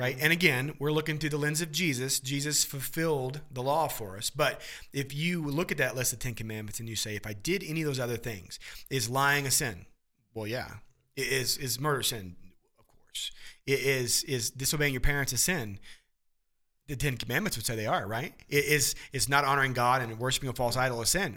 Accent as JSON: {"language": "English", "region": "Midwest", "country": "United States", "tie": "born or raised there", "said": "growing up in the Midwest"}